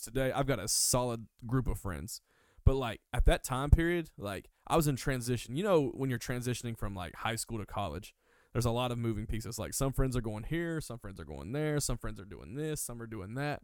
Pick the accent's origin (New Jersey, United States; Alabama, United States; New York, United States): Alabama, United States; Hueytown; I'm originally from uh Birmingham, Alabama. Uh long actually I'm from Hueytown, Alabama, but to make it easier I say Birmingham. It's about 10 minutes from Birmingham.